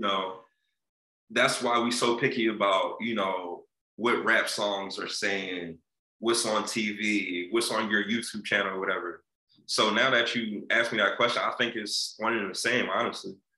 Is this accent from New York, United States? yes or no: no; Philadelphia, Pennsylvania, United States; I'm an entertainer from West Philly